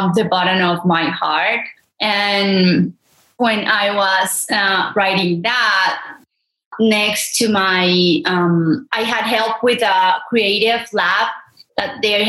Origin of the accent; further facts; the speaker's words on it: Medellín, Antioquia, Colombia; English is a second language; also born or lived in El Santuario, Antioquia; growing up here in Colombia, so my family came from a small town named Santuario